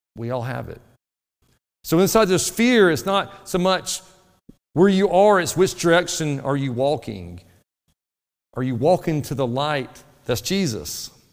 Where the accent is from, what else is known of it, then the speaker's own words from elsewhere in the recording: North Alabama, United States; moved away; Where I grew up in North Alabama, the soil was really good for tomatoes